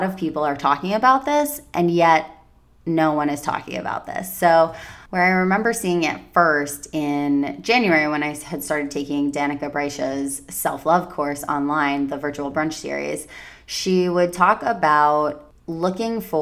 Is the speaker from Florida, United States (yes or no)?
no; Long Island, New York, United States; moved away; my hometown in Long Island, New York